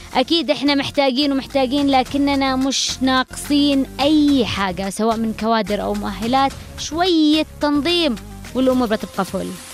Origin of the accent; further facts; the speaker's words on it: Yemen; كلنا كيمنيين